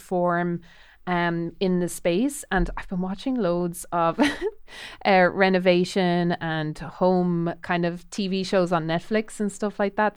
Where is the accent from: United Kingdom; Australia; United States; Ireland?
Ireland; I'm Irish